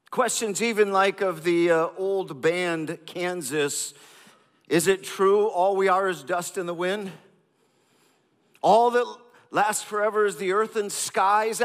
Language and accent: English; India; I grew up in India